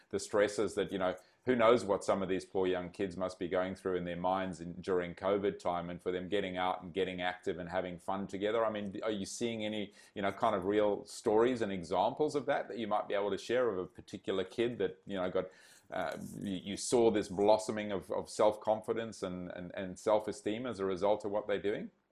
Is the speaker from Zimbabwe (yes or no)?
yes; Zimbabwe; moved away; grew up in Zimbabwe